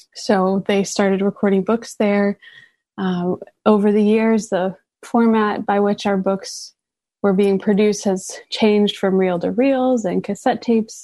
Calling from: New York City, New York, United States; I'm calling in from Brooklyn, New York

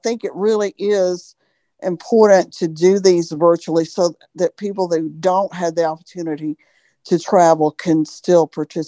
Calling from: Birmingham, Alabama, United States; I'm from Birmingham, Alabama.

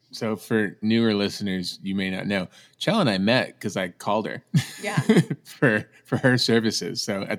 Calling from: Albuquerque, New Mexico, United States; Albuquerque, New Mexico.

